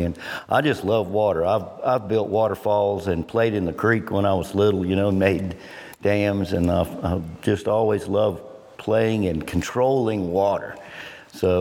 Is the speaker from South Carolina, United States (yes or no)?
yes; Clemson, South Carolina, United States; I grew up in Clemson. My dad was a professor there